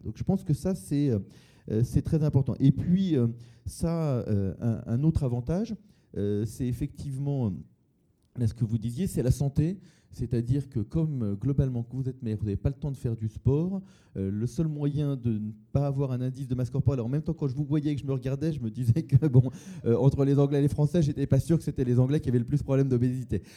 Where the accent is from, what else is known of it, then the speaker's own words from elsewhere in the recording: Massy, Île-de-France, France; j'ai grandi à Massy